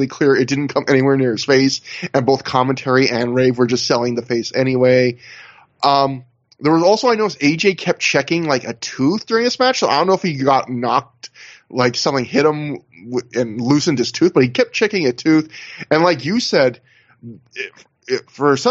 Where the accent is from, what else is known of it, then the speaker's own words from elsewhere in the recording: Canada; I'm Canadian.